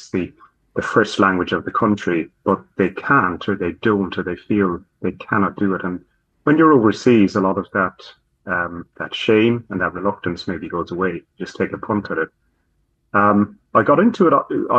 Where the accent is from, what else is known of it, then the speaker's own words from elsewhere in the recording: Ireland; first language English; moved away as an adult; now in New Zealand; I think I'm like a lot of Irish people in that I grew up with English as my first language, the language of the house, and learned it through school where it's a compulsory subject. Without that, I wouldn't have had really any Irish at all.